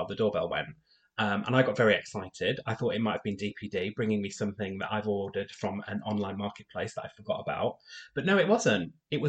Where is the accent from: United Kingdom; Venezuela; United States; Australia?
United Kingdom; I'm British.